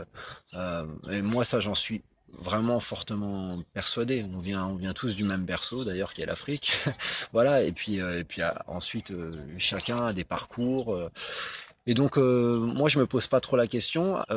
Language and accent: French; France; mais ben, moi je me sens français, je me sens pas rwandais à ce moment-là. Bien sûr, je suis, bien sûr que je suis rwandais aussi et j'ai pas, j'ai pas à le prouver, mais à ce moment-là, je suis français parce qu'elle me renvoie quelque chose aussi de mon pays qui est la France.